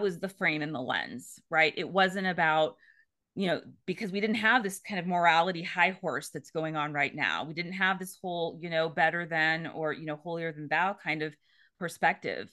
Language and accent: English; the Bay Area, California, United States; I grew up in California in the Bay Area